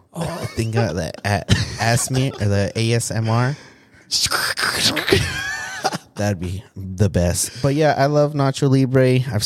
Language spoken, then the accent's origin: English; Washington, United States; I'm from Washington State. Beautiful Washington State.